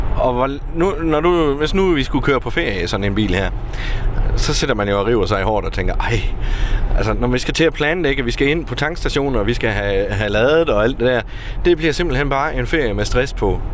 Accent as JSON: {"language": "Danish", "country": "Denmark"}